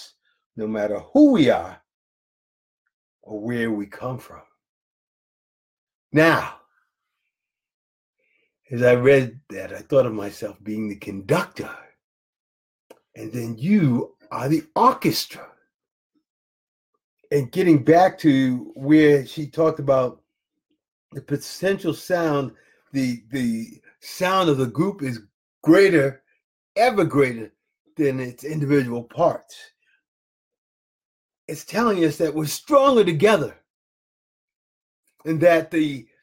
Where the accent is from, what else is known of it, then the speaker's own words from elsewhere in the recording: Jacksonville, Florida, United States; I'm from Jacksonville, Florida.